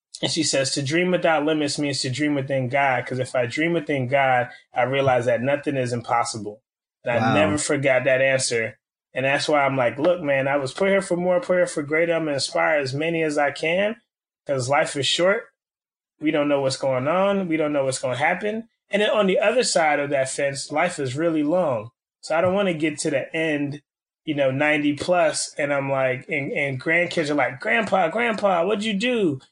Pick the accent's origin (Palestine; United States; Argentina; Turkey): United States; Miami, Florida; moved away as an adult; now in Orlando, United States; So Miami, Florida is the home turf, you know, born and raised now in Orlando, holding it down